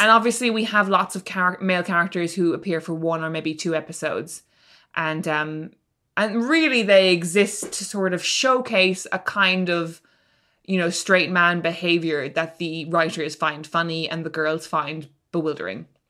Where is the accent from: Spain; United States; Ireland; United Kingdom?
Ireland; as a teenager who was growing up in Ireland